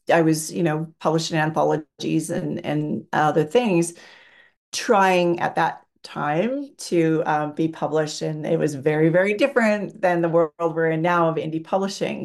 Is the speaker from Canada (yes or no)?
yes; Canada; I'm from Canada